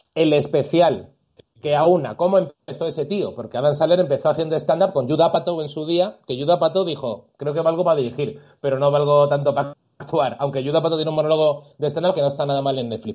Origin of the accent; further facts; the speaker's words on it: Andalusia, Spain; moved away; yo incluso como andaluz